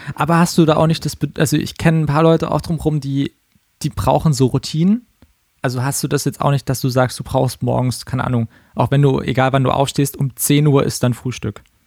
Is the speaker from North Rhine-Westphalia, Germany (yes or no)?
no; Karlsruhe, Baden-Württemberg, Germany; now in Berlin, Germany; in meiner Heimatstadt Karlsruhe